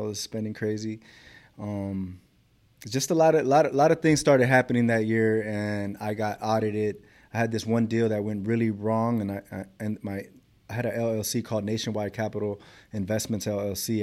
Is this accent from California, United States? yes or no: yes; Los Angeles, California, United States; I grew up in South Central Los Angeles.